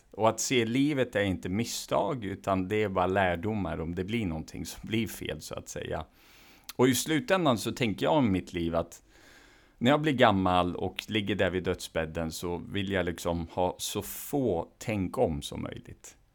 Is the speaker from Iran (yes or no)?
yes; Iran; Swedish is a second language; now in Sweden; Ja, det gör det i form av att jag också var tvungen i form av att vi var politiska flyktingar från Iran. Där, oavsett vad jag ville eller inte så tas man från sin kontext och kultur rakt i en annan